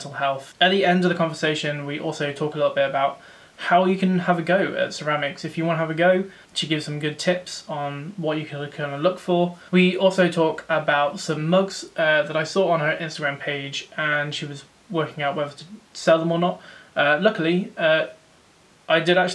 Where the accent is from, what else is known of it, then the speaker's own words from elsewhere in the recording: Rugby, West Midlands, United Kingdom; now in Coventry, United Kingdom; I'm from Rugby, but we're now living in Coventry.